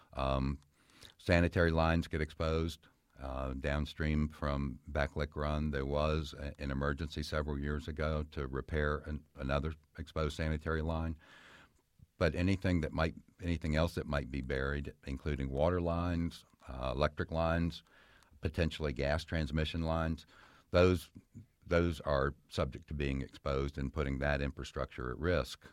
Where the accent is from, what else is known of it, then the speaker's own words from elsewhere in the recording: Fairfax County, Virginia, United States; I spent most of my life growing up in Fairfax County, and as a child, I played in these streams